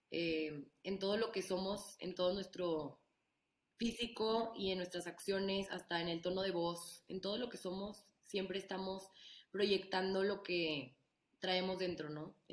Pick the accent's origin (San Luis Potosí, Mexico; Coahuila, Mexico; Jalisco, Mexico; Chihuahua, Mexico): Coahuila, Mexico; Torreón; moved away as an adult; now in Mexico City, Mexico; soy de Torreón, vivo en la Ciudad de México desde hace cinco años.